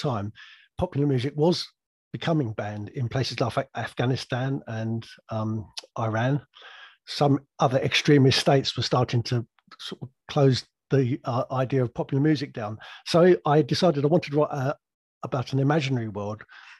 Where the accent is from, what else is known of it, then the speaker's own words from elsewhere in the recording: England, United Kingdom; also born or lived in Surrey; I'm an English grandfather